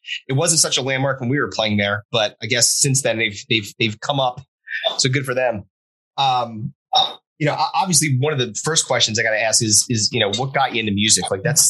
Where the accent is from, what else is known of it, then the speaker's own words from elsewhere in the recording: Cape May area, New Jersey, United States; we are all from Jersey. Kevin and I were together. We were from that Cape May area.